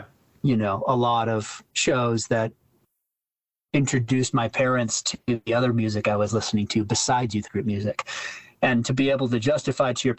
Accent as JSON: {"language": "English", "region": "Colorado", "country": "United States", "tie": "born or raised there", "said": "Growing up in Colorado"}